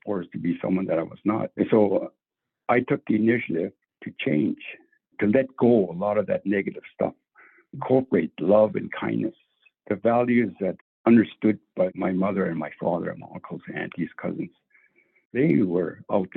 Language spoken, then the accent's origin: English; Tsitsikea First Nation, Northwest Territories, Canada; I am from Tsitsikea First Nation within the Quechua territory. I was born out there in the land with the help of my relatives